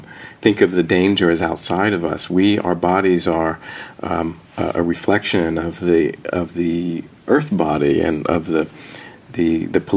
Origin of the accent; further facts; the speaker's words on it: New Jersey, United States; I grew up in New Jersey